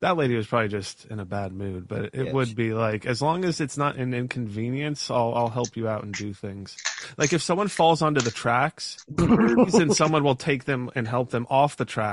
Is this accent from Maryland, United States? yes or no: no; Florida, United States; also born or lived in Detroit, Michigan; I grew up in Florida. I was born in Detroit